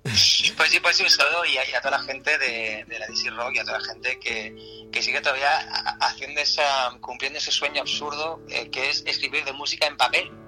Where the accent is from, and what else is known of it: Andalusia, Spain